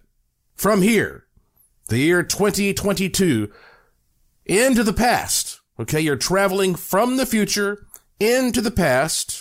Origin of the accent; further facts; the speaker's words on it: North Carolina, United States; now in Las Vegas, United States; I'm from North Carolina